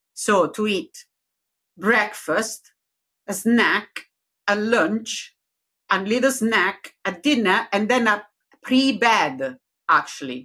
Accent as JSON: {"language": "English", "town": "Rome", "region": "Lazio", "country": "Italy", "accent": "Italian", "second_language": "English", "moved": "yes", "lives_now": "Leicester, United Kingdom", "said": "Originally from Rome"}